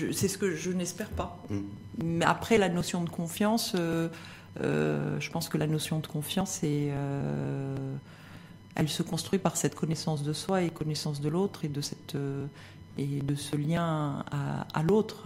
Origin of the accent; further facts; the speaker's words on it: Morocco; en tant que marocaine